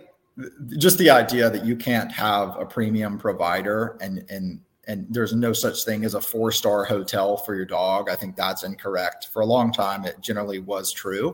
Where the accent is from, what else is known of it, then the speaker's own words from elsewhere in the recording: Tuscaloosa, Alabama, United States; now in Birmingham, United States; I grew up in Tuscaloosa